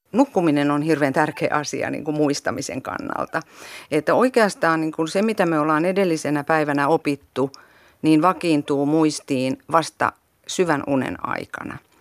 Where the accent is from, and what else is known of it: South Ostrobothnia, Finland; born or raised there; moved away